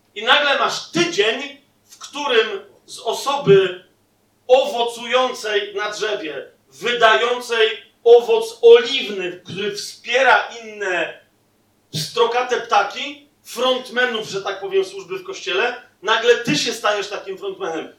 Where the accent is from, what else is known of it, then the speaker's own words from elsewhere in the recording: southern Poland, Poland; sam jestem z południa i moja żona też